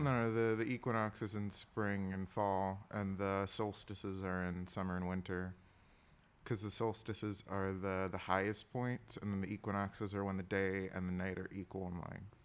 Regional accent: Milwaukee, Wisconsin, United States; born or raised there

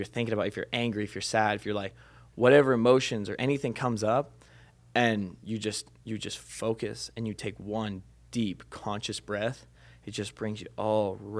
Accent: Minnesota, United States; born or raised there; moved away; also born or lived in Cambridge, Minnesota

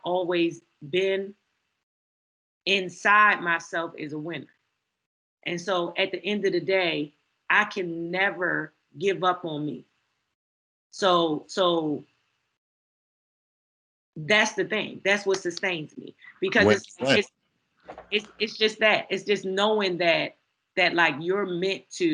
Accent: Baltimore, Maryland, United States; Growing up in Baltimore

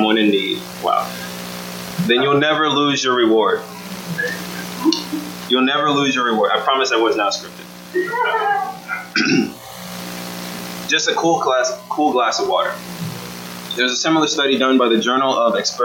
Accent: Austin, Texas, United States; my hometown

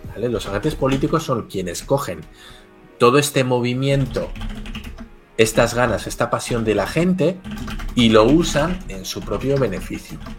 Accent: Basque Country, Spain; Yo soy del País Vasco, que está en el norte de España, en frontera con Francia.

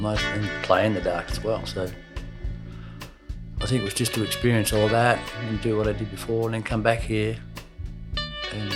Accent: Queenstown, Otago, New Zealand; born or raised there

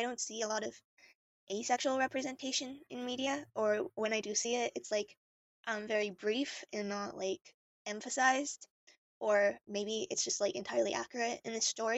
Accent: Thailand; I'm also from Thailand. I went to high school with Boa.

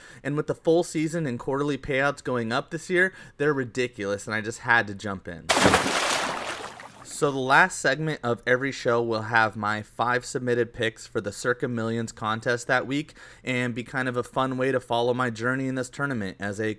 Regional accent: Las Vegas, Nevada, United States

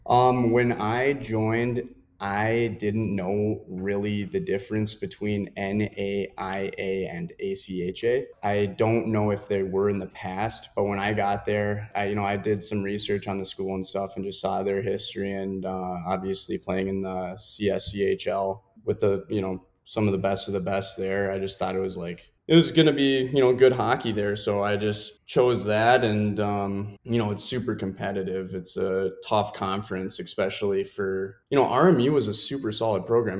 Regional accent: Richfield, Minnesota, United States; moved away as an adult; also born or lived in Illinois; growing up in Richfield, Minnesota, and then I actually migrated over to Bloomington Jefferson just for hockey purposes.

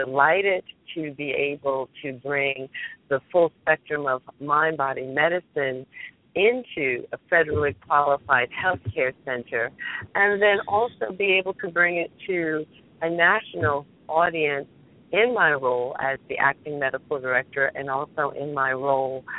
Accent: New Jersey, United States; I'm from Central Jersey, so here locally

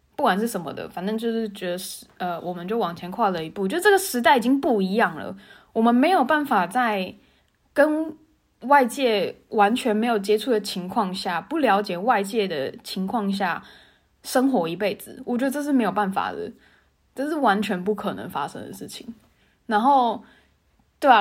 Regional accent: Tainan, Taiwan; moved away as an adult; also born or lived in Taipei; 我是台南人嘛，然后我高中毕业之后，我考上台北学校，所以我在台北念大学

